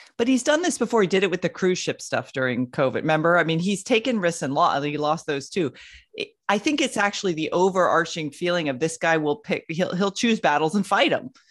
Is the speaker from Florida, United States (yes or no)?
yes; Florida, United States; having been born and raised in Florida